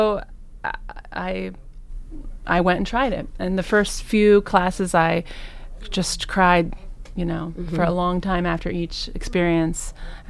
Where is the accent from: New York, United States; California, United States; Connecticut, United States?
New York, United States; New York City; also born or lived in Cincinnati, Ohio / Reading, Ohio / Cleveland, Ohio; now in Lakewood, United States; I'm from New York City originally.